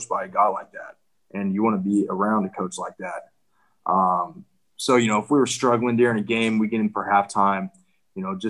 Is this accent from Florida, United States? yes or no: no; Kansas, United States; I'm from Kansas